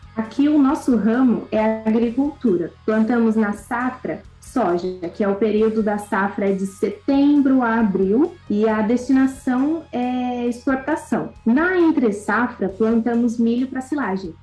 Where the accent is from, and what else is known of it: Cerqueira César, São Paulo, Brazil; born or raised there; also born or lived in Xanxerê, Santa Catarina